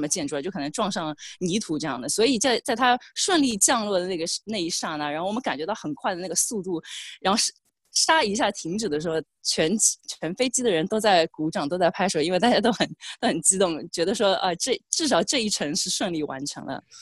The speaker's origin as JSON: {"language": "Chinese", "region": "Shanghai", "country": "China", "moved": "as an adult", "lives_now": "Sydney, Australia", "said": "我也是来自上海，但是十三、十四年前就来到悉尼"}